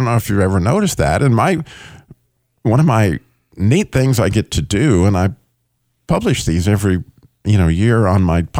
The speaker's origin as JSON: {"language": "English", "region": "Idaho", "country": "United States", "tie": "born there", "also_born_or_lived": "California / Colorado / New Mexico / Michigan", "said": "I was born in Idaho. I lived in Michigan, Illinois, obviously North Carolina and Georgia, and I just lived all over the place."}